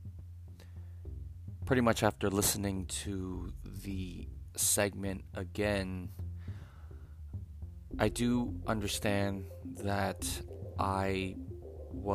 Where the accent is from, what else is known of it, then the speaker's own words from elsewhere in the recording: United States; being American